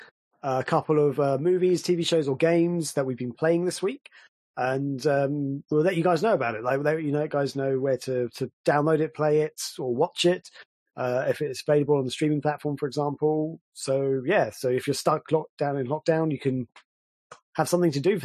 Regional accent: England, United Kingdom; a Mega Drive kid. We're English

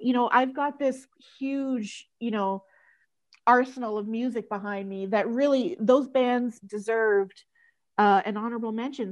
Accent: Canada; I'm from Canada

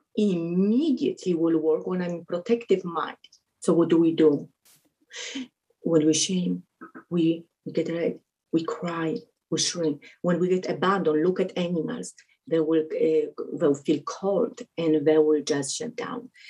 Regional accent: Poland; English is a second language; moved away; also born or lived in Connecticut; I'm from Poland

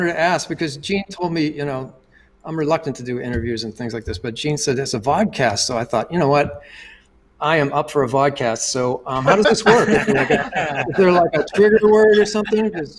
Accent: Pittsburgh, Pennsylvania, United States; moved away; also born or lived in New York; I was born in Pittsburgh, Pennsylvania.

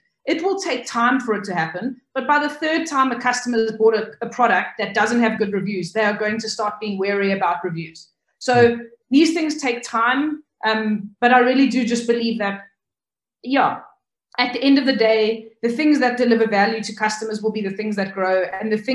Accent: South Africa; We grew up in South Africa

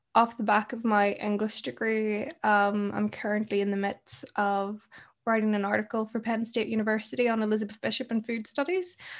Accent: Ireland; I come from, I'm from Ireland.

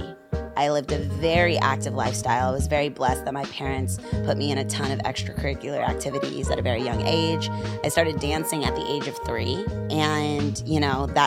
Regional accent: Virginia Beach, Virginia, United States; also born or lived in New Rochelle, New York; now in New York, United States; I grew up in Virginia, but I was born in New Rochelle Hospital

